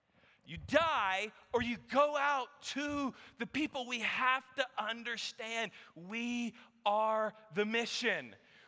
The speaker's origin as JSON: {"language": "English", "region": "Texas", "country": "United States", "said": "I said, yes, as you heard, I'm from Texas, and I bring you greetings from the rest of the United States of America."}